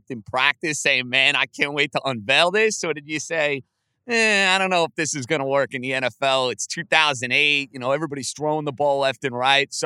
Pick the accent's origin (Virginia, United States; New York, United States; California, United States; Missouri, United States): New York, United States; I'm a New Yorker